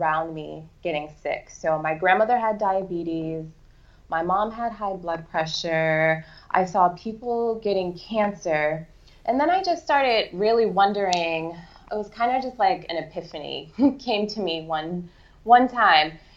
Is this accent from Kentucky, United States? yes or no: no; Boston, Massachusetts, United States; I grew up in Boston, so I was a city girl